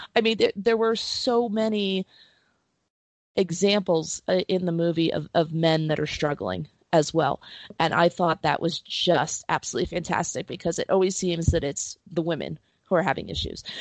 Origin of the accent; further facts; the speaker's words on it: New Jersey, United States; growing up in New Jersey